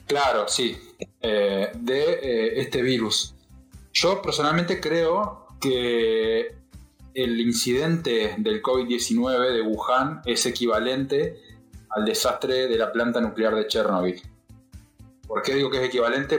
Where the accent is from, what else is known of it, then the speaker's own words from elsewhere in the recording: Argentina; nosotros digo como Argentina